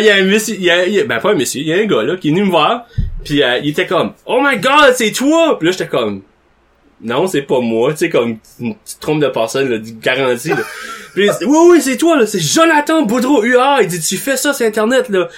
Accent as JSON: {"language": "French", "town": "Nicolas-Denys", "region": "New Brunswick", "country": "Canada", "moved": "yes", "said": "quand j'étais par chez nous, en Haut-Nicolas-Denis"}